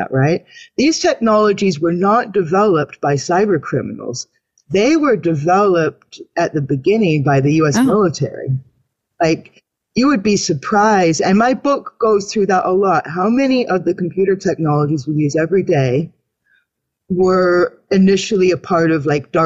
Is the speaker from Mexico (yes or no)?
no; Canada; I'm a Canadian woman.